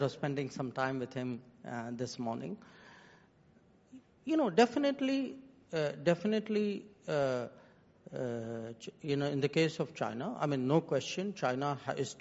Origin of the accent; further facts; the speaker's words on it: India; I am today an Indian